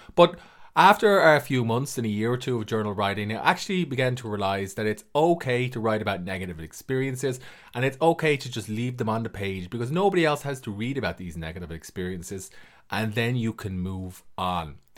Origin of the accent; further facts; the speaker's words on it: Ireland; I'm an author from Ireland